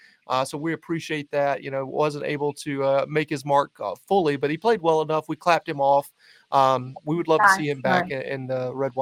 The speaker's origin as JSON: {"language": "English", "region": "the South", "country": "United States", "said": "I'm a Southerner"}